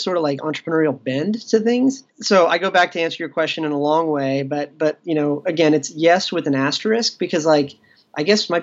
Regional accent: Ashburn, Virginia, United States; In the U.S., I grew up in a small farm town about 40 miles west of Washington, D.C.

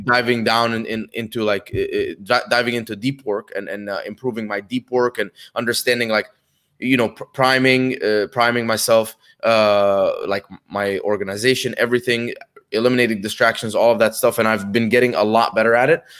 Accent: Dubai, United Arab Emirates; moved away as an adult; also born or lived in Egypt / Connecticut, United States; I was born in Egypt, uh, when I was two, moved to Dubai with my family.

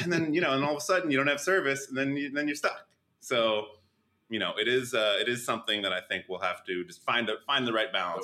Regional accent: Edison, New Jersey, United States; moved away; also born or lived in New York City; I'm also a Jersey guy originally, originally from uh, Edison

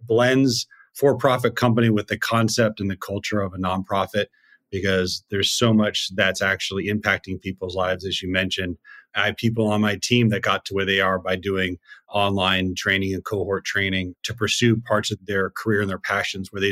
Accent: Seattle, Washington, United States; I grew up in Seattle

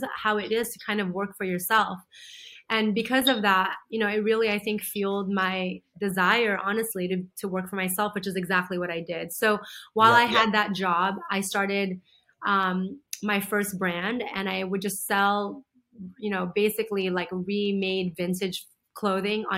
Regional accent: United States; also born or lived in Philippines; I was born in the Philippines, but beyond the Philippines, I'd never gone out of the country ever since moving to America when I was 7.

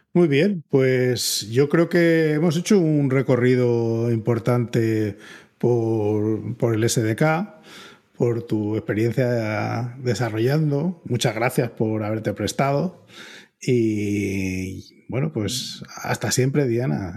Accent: Spain; la reputación que tenemos los, españoles de que somos demasiado directos

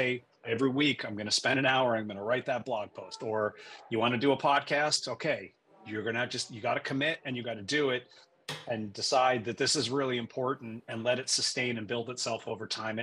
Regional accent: Western Massachusetts, United States; moved away as an adult; also born or lived in New York City / San Francisco Bay Area / Boston / New York tri-state area; now in Connecticut, United States; I was born in New York City, but my parents decided to raise me in the country, so to speak. So we moved to Western Massachusetts. I grew up there

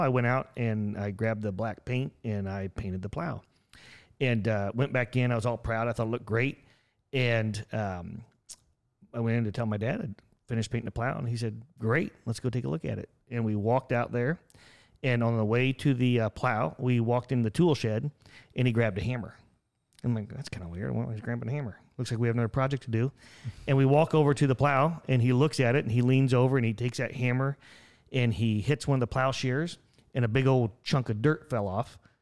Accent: Buck Creek, Indiana, United States; I grew up in a town called Buck Creek, Indiana

